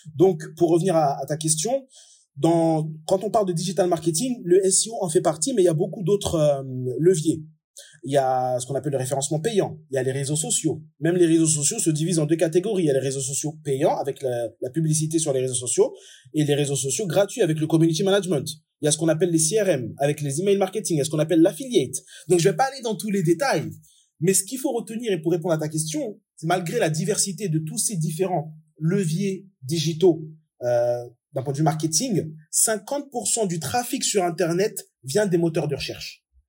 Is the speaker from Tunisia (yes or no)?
no; France; moved away as an adult; also born or lived in Comoros; now in Dubai, United Arab Emirates; Je suis français d'origine comorienne. Je suis expatrié depuis maintenant 8 ans à Dubaï